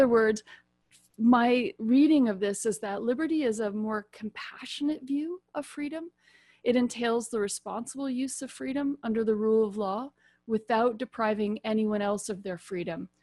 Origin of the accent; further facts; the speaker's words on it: United States; I'm also American